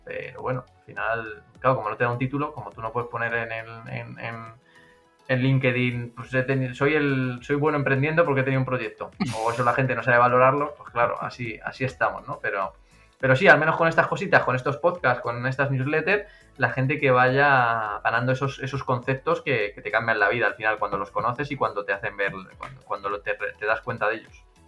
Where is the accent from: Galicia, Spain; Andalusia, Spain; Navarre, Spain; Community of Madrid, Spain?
Community of Madrid, Spain; a town in Madrid; moved away as an adult; now in Tenerife, Spain; un pueblo que soy yo de Madrid